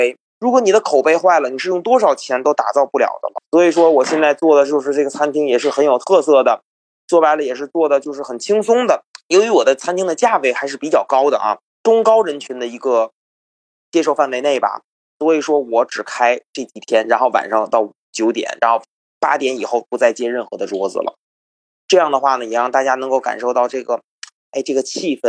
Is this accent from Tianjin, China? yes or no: yes; Tianjin, China; accent: Tianjin; now in United States; 咱们天津人，